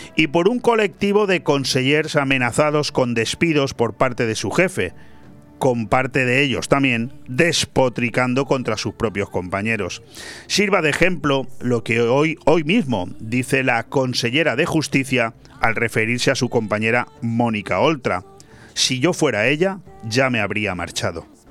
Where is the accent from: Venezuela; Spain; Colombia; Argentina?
Spain; el poco prestigio que nos queda como españoles